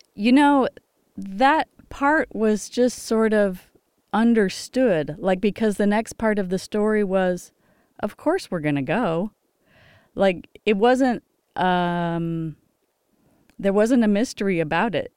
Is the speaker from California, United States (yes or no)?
yes; Los Angeles, California, United States; I grew up in Los Angeles.